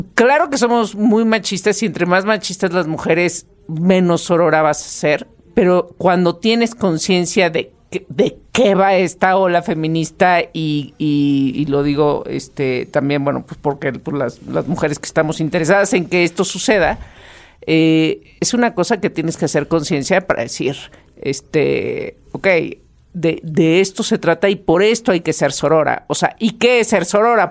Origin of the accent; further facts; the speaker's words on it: Mexico; los mexicanos